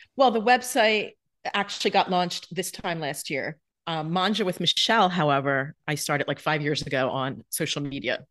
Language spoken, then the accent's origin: English; New Jersey, United States; moved away; also born or lived in Manhattan; when I was growing up in South Jersey